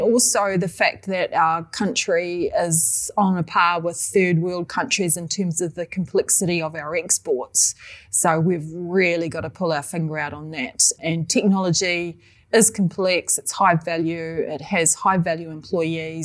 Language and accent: English; New Zealand; The New Zealand tech scene, we're very Kiwi-ish